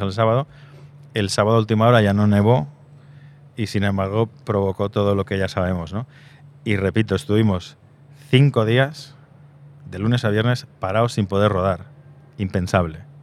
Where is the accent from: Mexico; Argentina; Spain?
Spain; Zaragoza, Aragon; Soy de Zaragoza